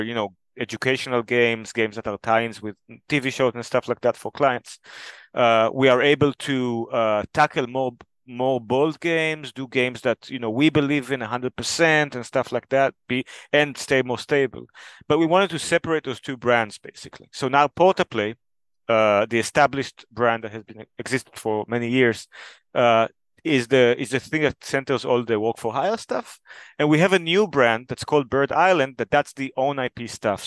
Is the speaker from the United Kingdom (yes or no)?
no; Israel; moved away as an adult; now in Denmark; I'm originally from Israel. Now I live in Denmark.